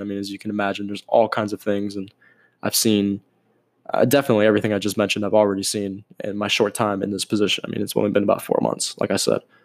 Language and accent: English; Miami, Florida, United States; I am born and raised in Miami, still in Miami